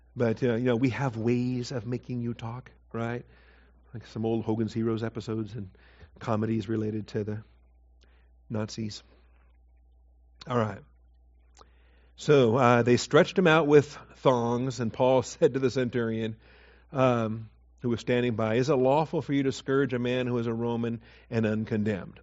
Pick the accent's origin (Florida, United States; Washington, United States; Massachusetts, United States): Washington, United States; Seattle; moved away as an adult; also born or lived in Texas; I was born in Seattle, but you know, I didn't get to Texas till till I was 21